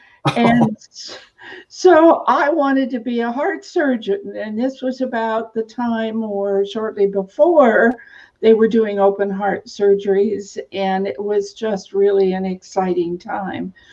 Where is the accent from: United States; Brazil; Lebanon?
United States; Eastern Oregon; I actually grew up on a farm / ranch in Eastern Oregon